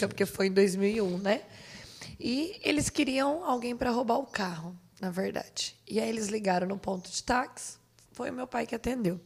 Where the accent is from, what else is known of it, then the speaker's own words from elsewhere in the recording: Jandaia do Sul, Paraná, Brazil; moved away as an adult; Eu sou natural de lá